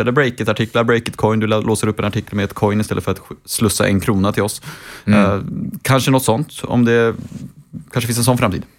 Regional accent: Uppsala, Uppsala County, Sweden; Uppsala, min hemstad

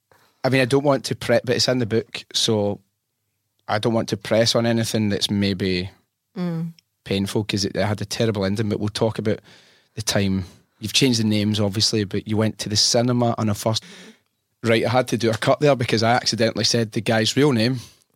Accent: France; English is a second language; I am from France.

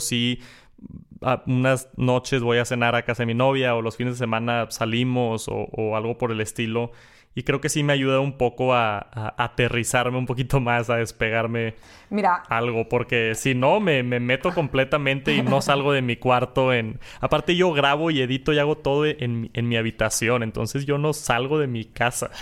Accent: Monterrey, Nuevo León, Mexico; accent: norteño, regio; Yo tengo el acento norteño, regio, acá del, del norte del país

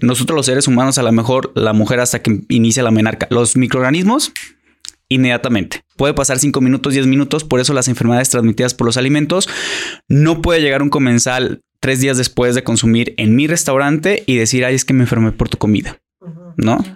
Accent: Mexico; como buenos mexicanos, mexicanos

